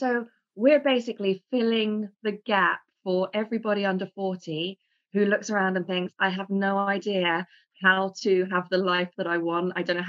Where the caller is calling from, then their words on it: London, United Kingdom; I am in sunny London.